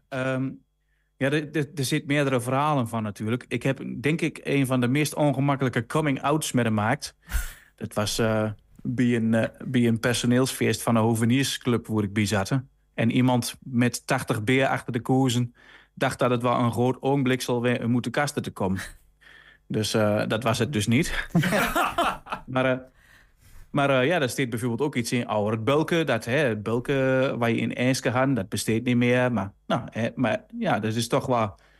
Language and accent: Dutch; Rijssen, Overijssel, Netherlands; Ik kom dan uit Riesen, is ook Twente